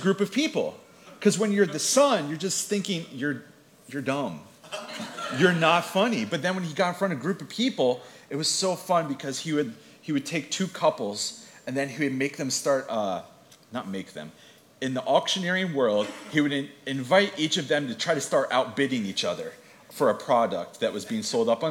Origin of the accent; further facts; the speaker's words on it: Atlantic City, New Jersey, United States; I was born in Atlantic City. I grew up at the beach, and my head and heart are still there